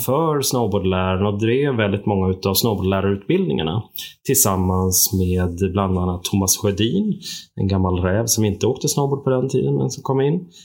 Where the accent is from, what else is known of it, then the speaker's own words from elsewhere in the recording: Upplands Väsby, Stockholm County, Sweden; accent: Stockholm; moved away as an adult; now in Sälen, Sweden; Och jag kommer ju från Stockholm, Upplands Väsby grunden och eh, flyttade hit 89 och har blivit kvar sedan dess